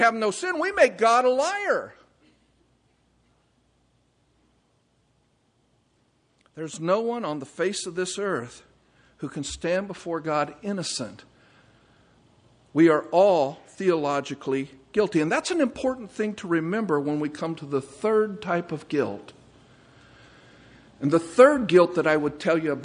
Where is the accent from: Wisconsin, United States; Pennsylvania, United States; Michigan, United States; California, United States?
California, United States; moved away; I'm from California.